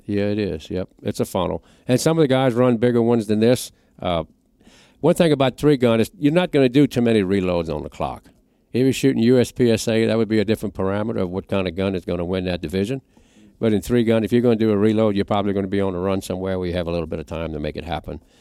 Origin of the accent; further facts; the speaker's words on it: Louisiana, United States; I'm from Louisiana, it's like a hundred degrees all the time.